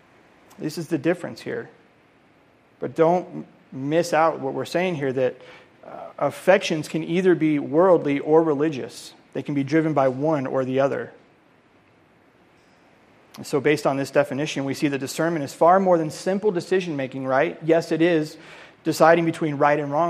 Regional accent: Colorado, United States; moved away; I'm from Colorado

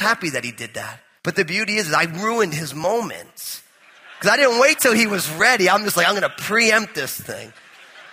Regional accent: New Jersey, United States; I'm all Italian from New Jersey

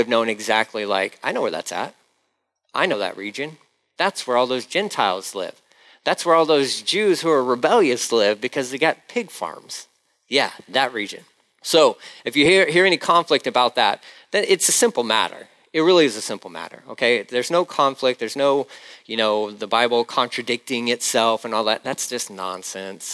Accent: Galveston, Texas, United States; I'm Galveston. Galveston. Where's that? Texas.

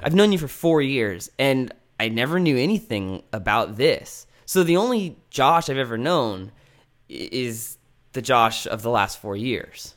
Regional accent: American Canyon, California, United States; When I was growing up in American Canyon, which, as you're gonna let everyone know, is not the Napa Valley

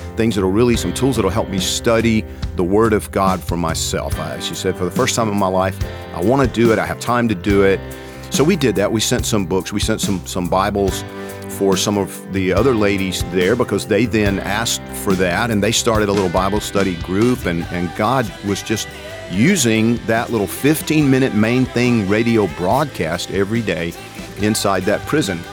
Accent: Georgia, United States; I'm from Georgia

